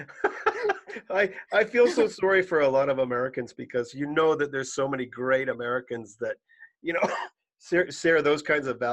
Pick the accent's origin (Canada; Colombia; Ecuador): Canada; I'm Canadian